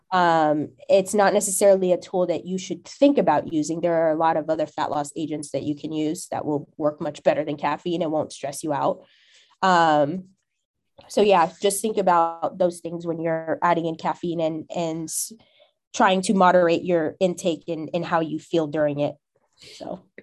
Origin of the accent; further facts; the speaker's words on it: California, United States; moved away; also born or lived in Ohio; I'm from Cali, my idea of what a mixed population looks like is different because of how diverse it is here